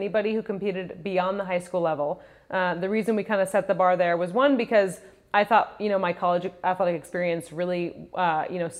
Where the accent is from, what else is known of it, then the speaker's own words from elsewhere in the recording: Santa Monica, California, United States; also born or lived in Rhode Island; I was born and raised in Santa Monica, super close